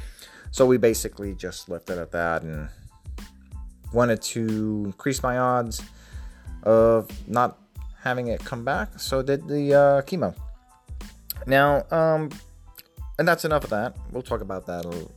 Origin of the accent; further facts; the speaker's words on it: Puerto Rico; moved away as an adult; also born or lived in southeastern Virginia; now in Virginia, United States; I was born and raised in Puerto Rico until 2009.